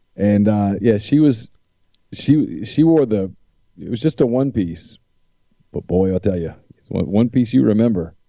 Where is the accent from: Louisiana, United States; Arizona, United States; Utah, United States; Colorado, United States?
Louisiana, United States; I'm from Louisiana